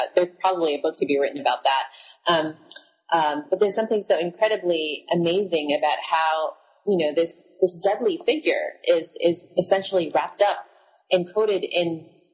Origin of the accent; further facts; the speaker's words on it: Philippines; now in Hawaii, United States; growing up in the Philippines, because that's where I spent my childhood